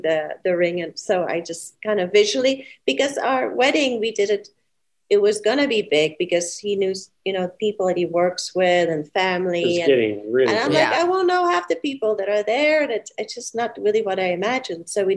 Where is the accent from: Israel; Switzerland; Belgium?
Belgium; now in United States; I was from Belgium